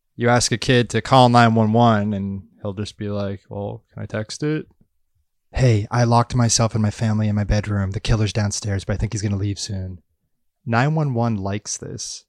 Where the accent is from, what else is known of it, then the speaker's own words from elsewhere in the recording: Massachusetts, United States; moved away as an adult; now in Los Angeles, United States; my hometown area in Massachusetts